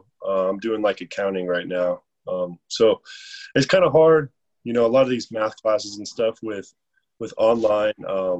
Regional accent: Colorado, United States; this is where I'm from. This is my home state

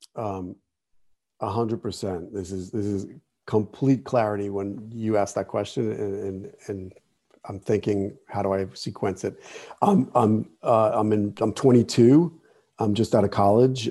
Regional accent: Jersey City, New Jersey, United States; I grew up in Jersey City

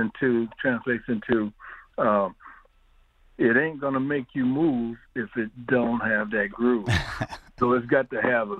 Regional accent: Ypsilanti, Michigan, United States; I'm born and raised in Ypsilanti

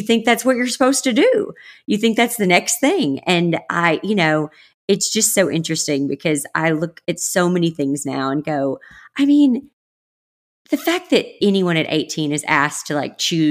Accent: the South, United States; moved away; I grew up in the South

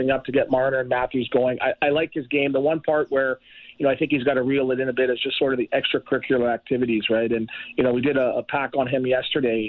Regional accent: Toronto, Ontario, Canada; I'm from Toronto.

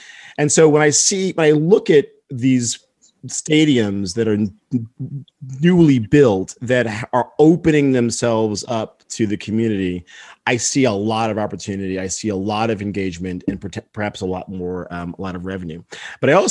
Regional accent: New Jersey, United States; also born or lived in Detroit, Michigan; now in Miami, United States; I'm from Jersey originally

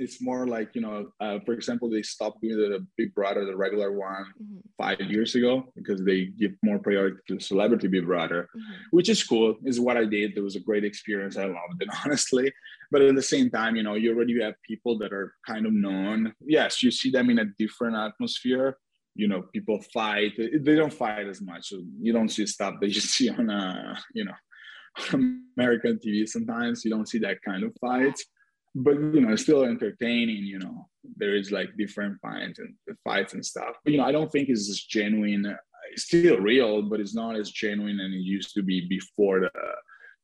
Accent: Italy; I grew up in Italy.

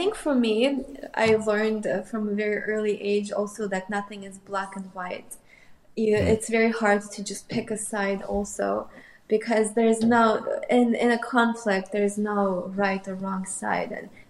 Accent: Moscow, Russia; actually, I grew up in Moscow, but a lot of my cousins and a lot of my family is in Ukraine. So I have both in Russia and Ukraine.

